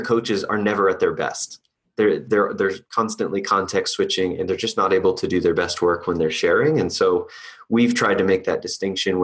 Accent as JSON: {"language": "English", "town": "Boston", "region": "Massachusetts", "country": "United States", "moved": "yes", "said": "I'm originally from Boston"}